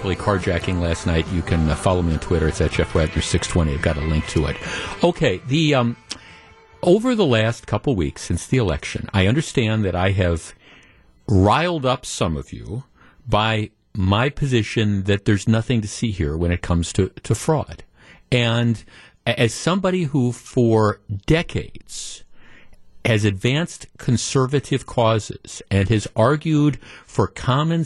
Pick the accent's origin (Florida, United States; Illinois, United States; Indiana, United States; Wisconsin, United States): Wisconsin, United States; Glendale; grew up in Glendale. I did not grow up that far from here, from that area.